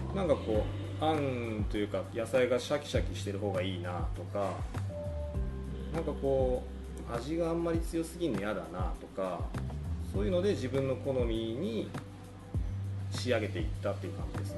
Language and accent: Japanese; Aomori, Japan; 僕青森出身なんですけど